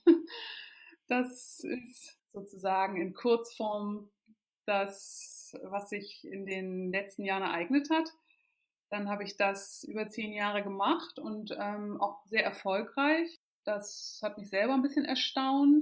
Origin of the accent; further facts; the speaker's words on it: Kiel, Schleswig-Holstein, Germany; moved away as an adult; also born or lived in Lüneburg / Hamburg; ich bin in Kiel aufgewachsen ähm, und dort auch in die Schule gegangen.